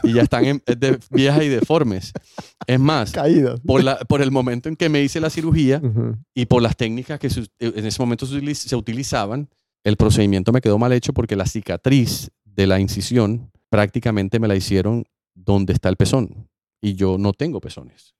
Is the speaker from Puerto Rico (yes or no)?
no; Colombia; moved away as an adult; now in United States; Yo iba de vuelta a Colombia